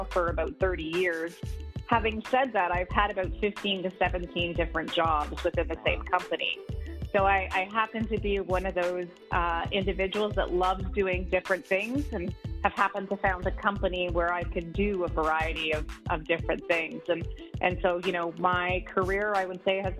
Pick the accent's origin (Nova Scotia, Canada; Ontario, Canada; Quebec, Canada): Quebec, Canada; Montreal; moved away as an adult; also born or lived in New Brunswick / Atlantic Canada; now in Toronto, Canada; I grew up in Montreal, so I started my career in Montreal.